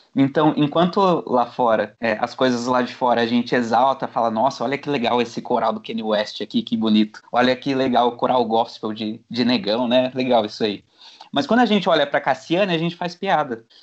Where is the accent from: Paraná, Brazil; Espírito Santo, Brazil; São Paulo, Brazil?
São Paulo, Brazil; Jundiaí; Sou aqui de Jundiaí, interior de São Paulo